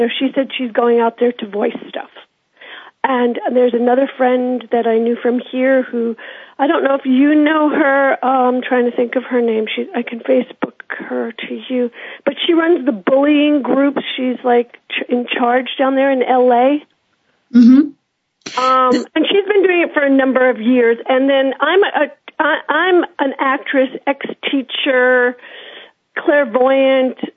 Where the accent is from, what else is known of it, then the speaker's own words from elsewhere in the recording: United States; now in Vancouver, Canada; I'm American as well as landed up here. I've been here a while.